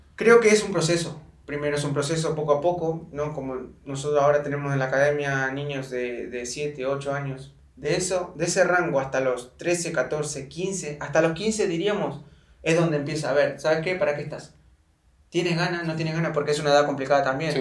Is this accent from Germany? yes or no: no; Argentina; moved away as an adult; also born or lived in Chile / Thailand / Belarus; now in Mexico; salí de Argentina